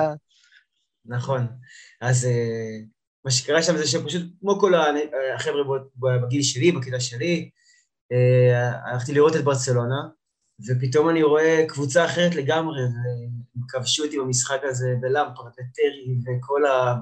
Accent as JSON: {"language": "Hebrew", "town": "Ge'alim", "region": "Central District", "country": "Israel", "tie": "born or raised there", "lives_now": "Giv'at Shmuel, Israel", "said": "אני מאזור אה, לב השרון, גדלתי במושב גאולים, היום אני אה, גר עם אשתי בגבעת שמואל"}